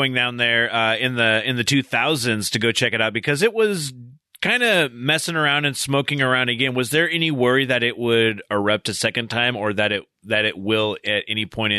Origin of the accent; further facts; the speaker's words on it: Washington, United States; I'm kind of a terrible Washingtonian.